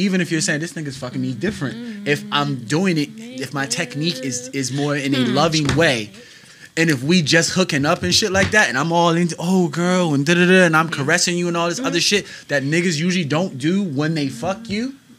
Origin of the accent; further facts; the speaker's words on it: United States; So with the I'm just American black, so it's just fried chicken.